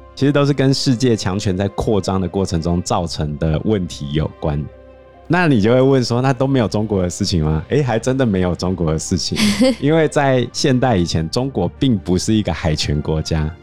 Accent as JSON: {"language": "Chinese", "country": "Taiwan", "said": "我们台湾人"}